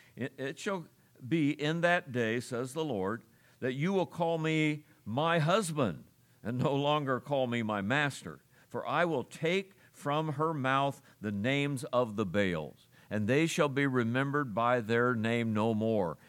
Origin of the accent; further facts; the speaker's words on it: Ohio, United States; I grew up in Ohio